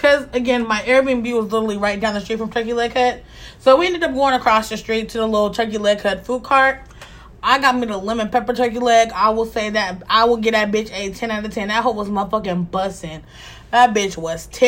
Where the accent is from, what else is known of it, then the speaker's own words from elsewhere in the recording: Pacific Northwest, United States; also born or lived in Texas; I am from the Pacific Northwest.